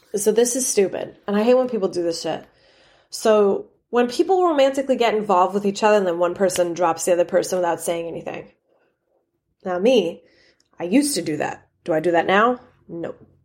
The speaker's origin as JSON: {"language": "English", "town": "New York City", "region": "New York", "country": "United States", "moved": "yes", "said": "I came from New York"}